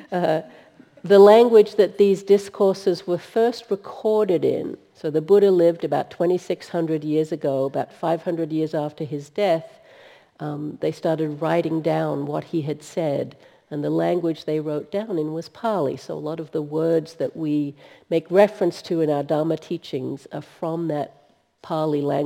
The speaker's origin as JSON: {"language": "English", "country": "Australia", "moved": "yes", "lives_now": "United States", "said": "I'm actually from Australia"}